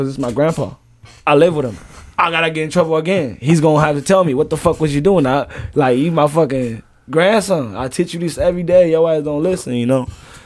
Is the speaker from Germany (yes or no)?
no; Tanzania; also born or lived in Rock Island, Illinois, United States; now in United States; I'm from East side Africa. That's in Tanzania. But that's where, like, I was a refugee